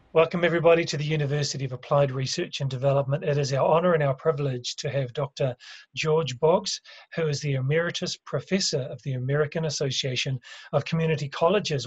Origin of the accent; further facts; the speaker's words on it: New Zealand; I'm from New Zealand